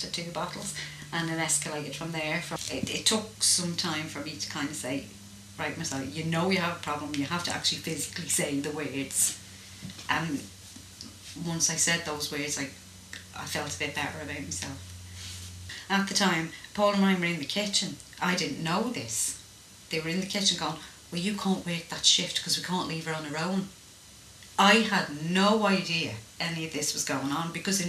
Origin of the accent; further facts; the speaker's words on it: Ireland; I was brought up in Ireland